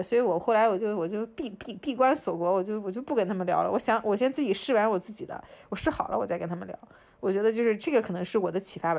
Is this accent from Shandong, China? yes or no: yes; Qingdao, Shandong, China; now in United States; 虽然青岛已经是个挺大的城市了